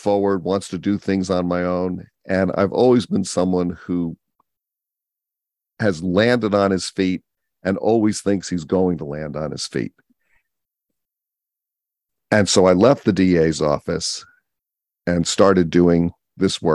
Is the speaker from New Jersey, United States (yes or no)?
yes; Millburn, New Jersey, United States; moved away as an adult; also born or lived in Rochester, New York / San Francisco, California; now in California, United States; I grew up in New Jersey. I went to a very good public high school in Millburn, New Jersey